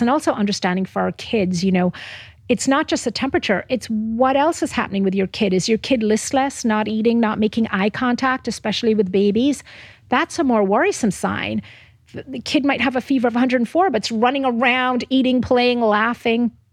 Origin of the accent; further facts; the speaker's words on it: Jamaica; moved away; Where I'm from Jamaica originally